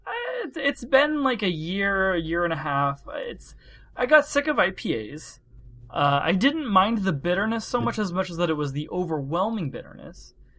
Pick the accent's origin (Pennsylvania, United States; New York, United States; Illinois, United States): Pennsylvania, United States; moved away; I'm from Pennsylvania. We pronounce everything a little strange.